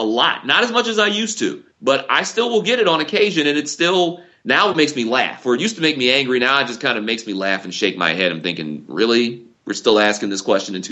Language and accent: English; Detroit, Michigan, United States; I grew up in Detroit, I grew up in the northwest side of the city